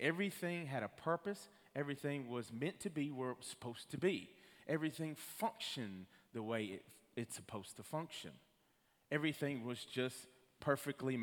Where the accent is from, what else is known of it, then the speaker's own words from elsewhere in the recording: Rockwood, Tennessee, United States; the town that I'm from Rockwood, Tennessee